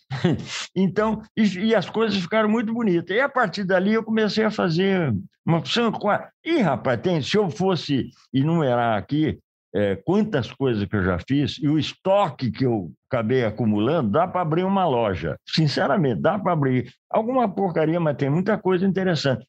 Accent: Cordeirópolis, São Paulo, Brazil; moved away as an adult; also born or lived in Piracicaba; o Raul Brunini é meu conterrâneo, porque ele é de Rio Claro, eu sou Corderópolis, é vizinho

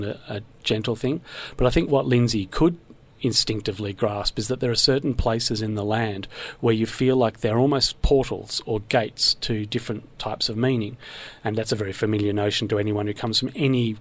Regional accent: Victoria, Australia; I grew up in Victoria

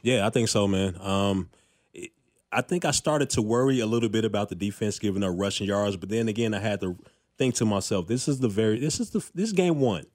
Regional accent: Chicago, Illinois, United States; moved away as an adult; also born or lived in Fargo, North Dakota / New Jersey / Colorado / Houston; now in Kansas City, United States; I grew up in Chicago

